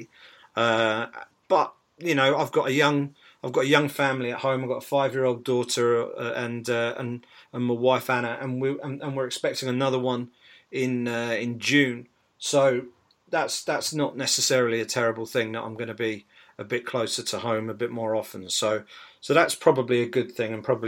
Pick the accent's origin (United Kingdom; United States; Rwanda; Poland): United Kingdom; as a Brit